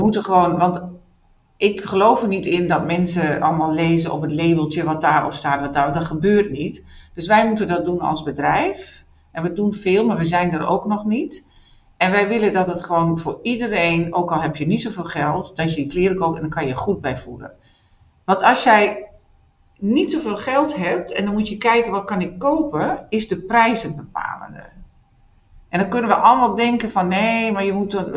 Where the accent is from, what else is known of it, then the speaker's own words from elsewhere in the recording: northern Netherlands, Netherlands; now in Düsseldorf, Germany; ik kom uit het noorden van Nederland